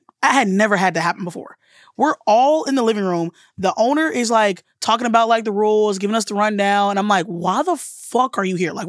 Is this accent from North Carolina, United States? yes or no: no; Alabama, United States; because I'm from the South and from Alabama.